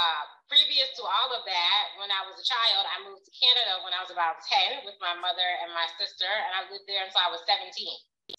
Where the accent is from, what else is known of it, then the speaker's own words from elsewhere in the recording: United States; And even as an American, we are still all impacted by the same things that happen in this country.